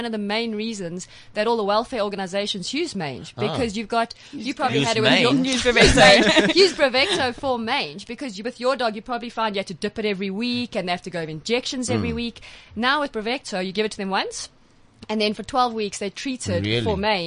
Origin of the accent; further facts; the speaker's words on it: South Africa; I'm good South African